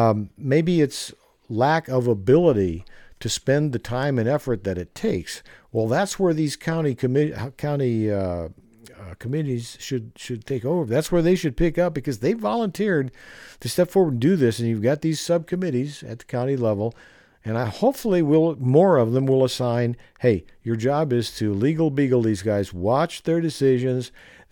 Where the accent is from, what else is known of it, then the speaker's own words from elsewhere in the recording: Arizona, United States; I was brought up in Arizona, so the code of the West was nothing new to me.